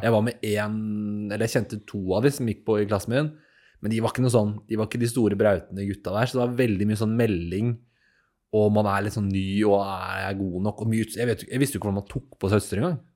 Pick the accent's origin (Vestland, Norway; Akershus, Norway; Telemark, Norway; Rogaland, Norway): Akershus, Norway; Asker; Jeg er jo fra Asker, jeg òg